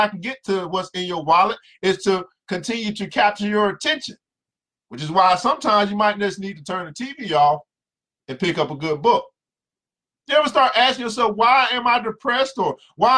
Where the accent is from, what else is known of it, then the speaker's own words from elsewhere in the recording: the South, United States; I'm from the South